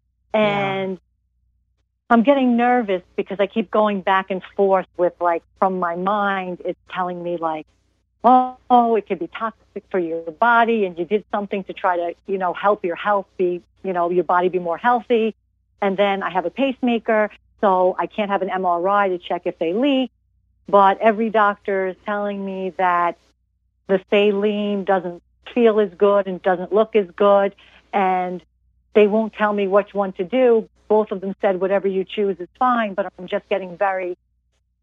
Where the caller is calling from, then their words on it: New York, United States; I'm calling from New York